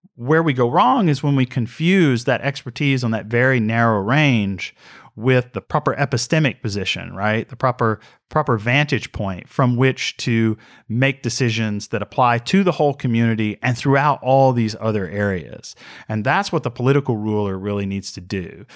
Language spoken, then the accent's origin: English; Mississippi, United States; I am from Mississippi